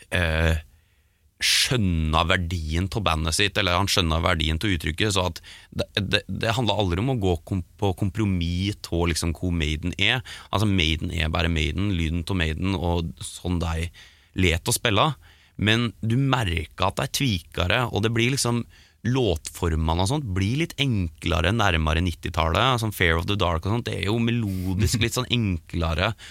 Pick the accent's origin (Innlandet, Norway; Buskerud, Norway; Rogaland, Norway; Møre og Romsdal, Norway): Buskerud, Norway; Geilo; born or raised there